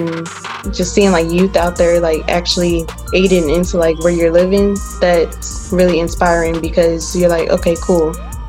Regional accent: Penrose, United States; I come from neighborhoods like that. I grew up in Penrose, so I sympathize with like knowing how those neighborhoods are really neglected by the government and by our city leaders.

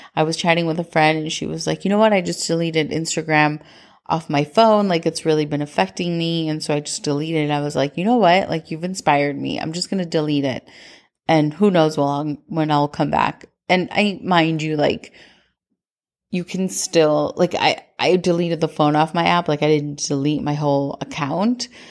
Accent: Minnesota, United States; growing up in Minnesota

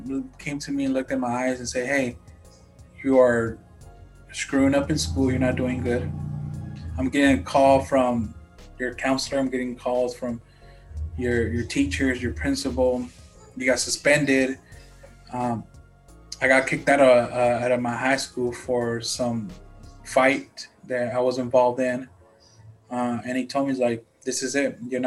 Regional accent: United States; also born or lived in Guanajuato, Mexico; I came to the US when I was 1 year old

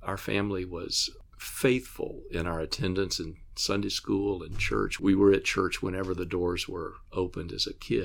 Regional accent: Atlanta, Georgia, United States; I grew up in the Baptist church, in a large Baptist church in Atlanta

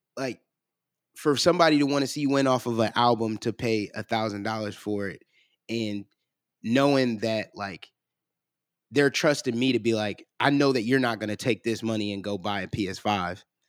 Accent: Cleveland, Ohio, United States; now in Columbus, United States; I'm originally from Cleveland

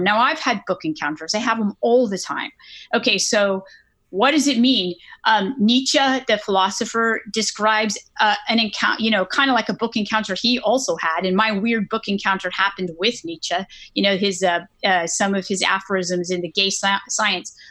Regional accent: Northern California, United States; I grew up in California, Northern California

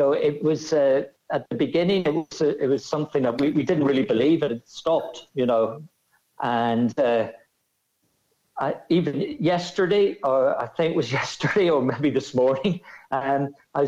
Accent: Ireland; accent: Irish; moved away as an adult; also born or lived in Rome, Italy; obviously with my accent, I'm Irish. But I moved to Rome in 1990

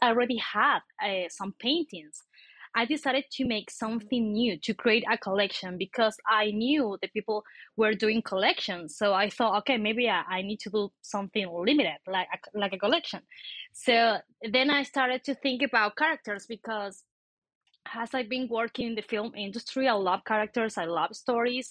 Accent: Argentina; now in Mexico City, Mexico; I'm from Argentina, but I'm living in Mexico City.

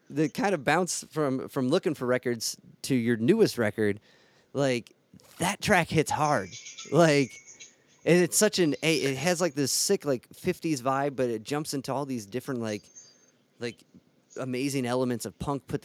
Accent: Cleveland, Ohio, United States; Ohio, Cle- right? Yeah, Cleveland.

